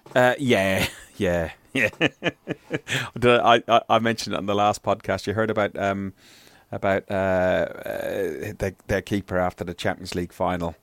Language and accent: English; Ireland; being Irish